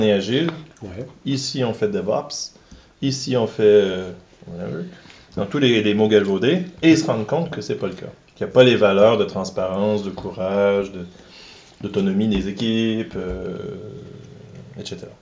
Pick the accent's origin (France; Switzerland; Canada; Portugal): Canada; Quebec; accent: Québécois; j'ai un accent québécois